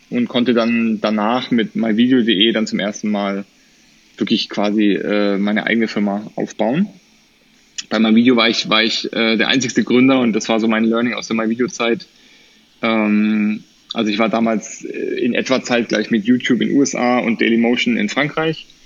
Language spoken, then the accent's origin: German; Erlangen, Bavaria, Germany; habe deswegen äh, Zivildienst gemacht an der Kinderklinik in Erlangen, wo ich herkomme.